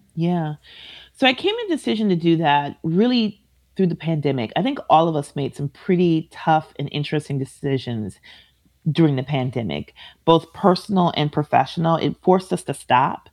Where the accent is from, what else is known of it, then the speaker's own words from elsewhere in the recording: Minneapolis, Minnesota, United States; I am from Minneapolis. I grew up about six blocks away from where he was murdered